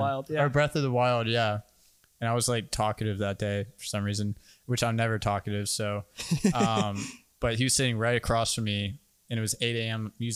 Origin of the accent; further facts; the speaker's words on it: Orlando, Florida, United States; moved away as an adult; also born or lived in Jacksonville, Florida; now in Fernandina Beach, United States; I'm originally from Orlando, moved to Jacksonville for college, and then moved up to Fernandina.